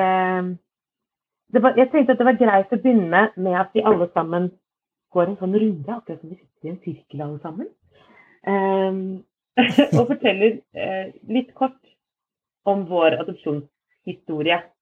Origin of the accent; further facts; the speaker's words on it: Fredrikstad, Østfold, Norway; also born or lived in Moss; vokste opp eh, i, ja, utafor Fredrikstad, et sted som heter Slevik